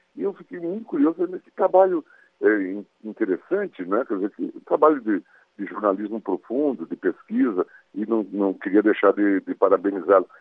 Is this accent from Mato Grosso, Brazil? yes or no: yes; Mato Grosso, Brazil; now in Brasília, Brazil; minha infância e adolescência é, em Mato Grosso